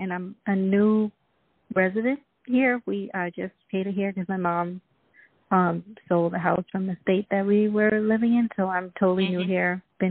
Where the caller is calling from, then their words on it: Florida, United States; And I'm calling from Florida.